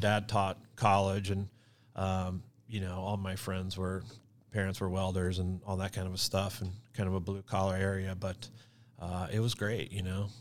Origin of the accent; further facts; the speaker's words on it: Gladstone, Missouri, United States; moved away as an adult; also born or lived in Los Angeles; I grew up in Gladstone